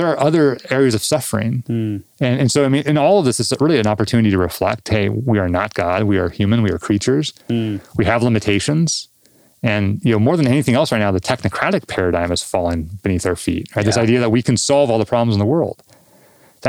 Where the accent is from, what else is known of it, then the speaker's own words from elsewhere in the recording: Southern California, United States; I grew up in Southern California, living in the Southwest